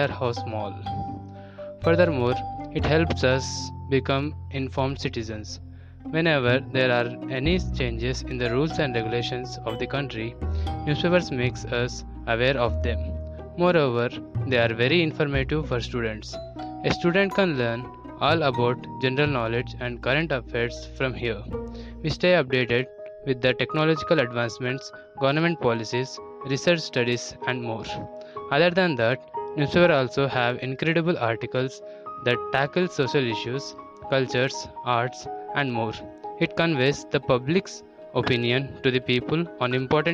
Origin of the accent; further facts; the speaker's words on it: Bhavnagar, Gujarat, India; I am from Bhavnagar